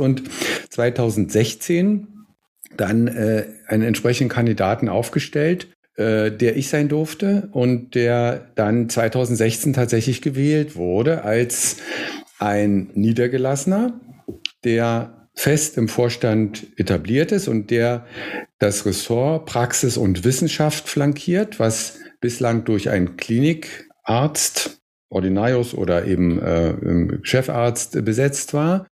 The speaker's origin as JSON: {"language": "German", "region": "Berlin", "country": "Germany", "said": "bin aus dem Beitrittsgebiet"}